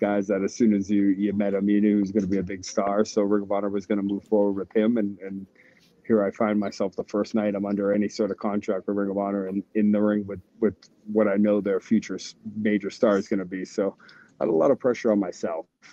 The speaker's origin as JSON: {"language": "English", "region": "New England", "country": "United States", "tie": "born or raised there", "said": "I grew up in New England"}